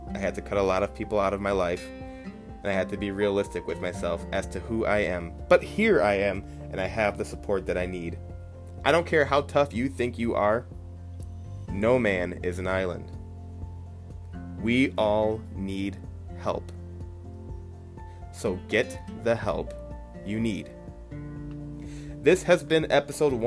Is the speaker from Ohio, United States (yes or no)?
yes; Toledo, Ohio, United States; I was born and raised in Toledo, Ohio, and I still reside near there